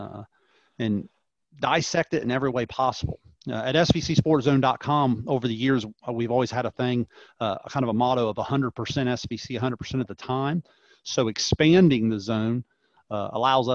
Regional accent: Chillicothe, Ohio, United States; Matt and I, obviously we're from Chillicothe, Ohio

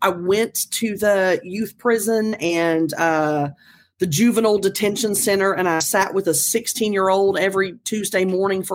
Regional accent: North Carolina, United States; small town North Carolina, where I grew up

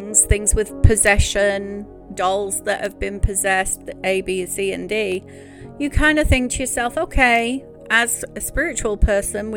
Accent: United Kingdom; I am a Brit

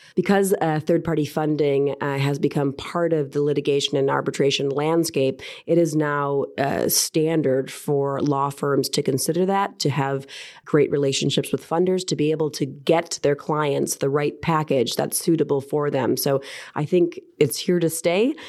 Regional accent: United States; accent: American; moved away as an adult; also born or lived in Houston, Texas / Washington, D.C.; now in London, United Kingdom; As you might be able to tell by my accent, I am American by birth

